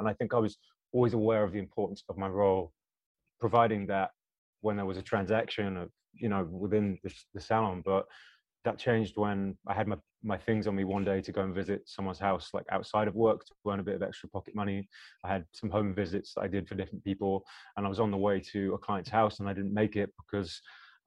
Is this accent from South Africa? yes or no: no; United Kingdom; accent: British; my British accent kicks in a bit more when I go to America